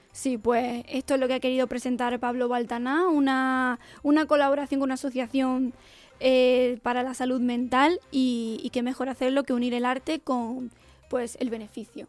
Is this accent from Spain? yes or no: yes; Jaén, Andalusia, Spain; soy de Jaén